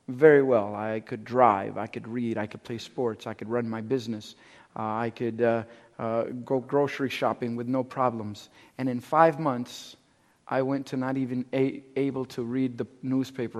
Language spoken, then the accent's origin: English; Cuba; I'm Cuban. I'm from Cuba.